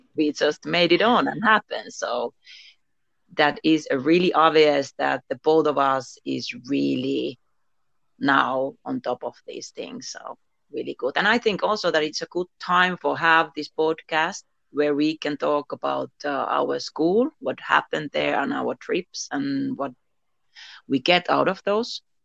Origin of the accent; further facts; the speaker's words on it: Finland; I am from Finland. I am living here in Finland and now in Lapland, Muonio